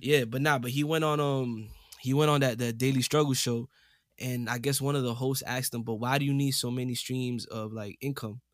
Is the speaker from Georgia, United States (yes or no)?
no; New York City, New York, United States; coming straight out the Boogie Down Bronx, New York City